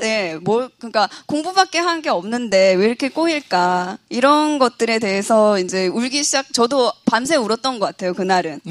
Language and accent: Korean; Yeosu, South Jeolla, South Korea; moved away as an adult; now in Seoul, South Korea; 원래 고향은 여수예요